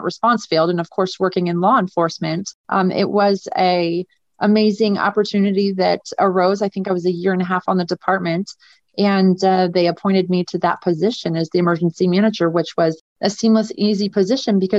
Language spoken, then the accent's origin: English; Seattle, Washington, United States; moved away as an adult; now in Las Vegas, United States; I'm a transplant. I'm from Seattle, Washington, actually.